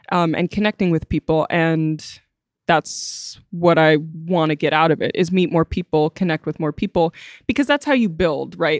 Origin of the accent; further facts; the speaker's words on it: Wilmette, Illinois, United States; I'm from Wilmette, Illinois, and my dad got sick a while ago, so I moved back into living with him, which is my childhood home